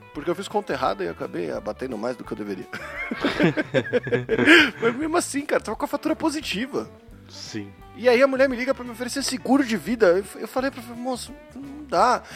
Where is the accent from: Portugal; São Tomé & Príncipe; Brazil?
Brazil; Paulista, São Paulo; eu sou paulista escarrado, né, meu? Eu sou aquele paulista que tem medo do Rio de Janeiro